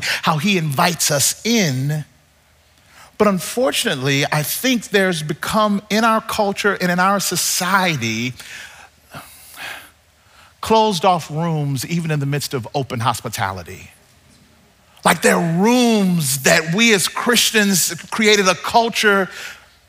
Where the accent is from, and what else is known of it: Mississippi, United States; born or raised there; now in Southern California, United States